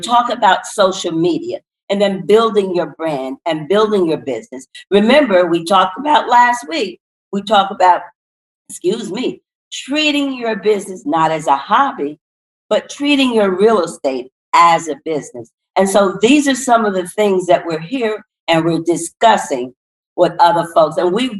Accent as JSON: {"language": "English", "town": "Paterson", "region": "New Jersey", "country": "United States", "tie": "born or raised there", "moved": "yes", "said": "as we talk about coming from P-Town or Paterson, New Jersey, we weren't all born with silver spoons in our minds. As a matter of fact, we've told you that we come from the Christopher Columbus housing project, where violence and drug abuse was the norm."}